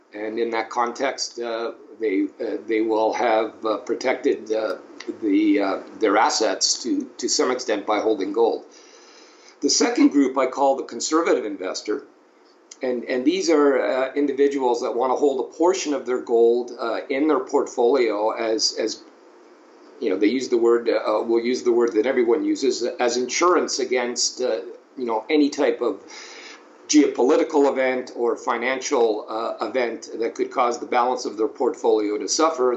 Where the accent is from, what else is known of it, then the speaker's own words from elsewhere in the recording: Toronto, Ontario, Canada; in Ontario, where I uh, grew up, I grew up in Toronto, Ontario